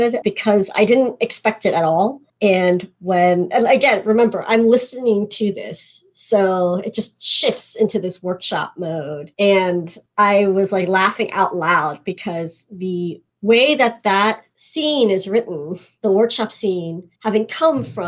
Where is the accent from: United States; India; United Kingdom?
United States; also born or lived in South Korea; I too have lived abroad in my home country and realized while I was living there how very American I actually am